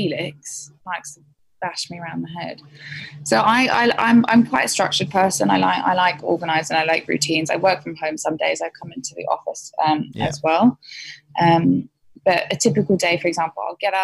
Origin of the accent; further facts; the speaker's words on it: England, United Kingdom; now in Sydney, Australia; I'm typical English, I drink a lot of tea